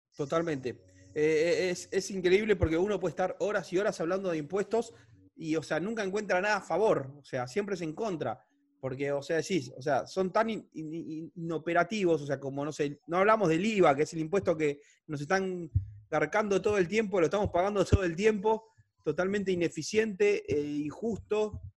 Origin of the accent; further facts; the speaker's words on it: Argentina; soy argentino